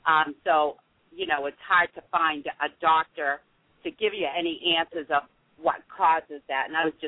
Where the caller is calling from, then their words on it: Newport News, Virginia, United States; I'm calling from Newport News, Virginia.